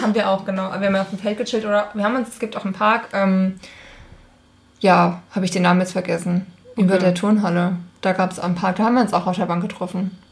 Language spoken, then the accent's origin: German; Schmalkalden, Thuringia, Germany; Schmalkalden ist der Ort, wo ich herkomme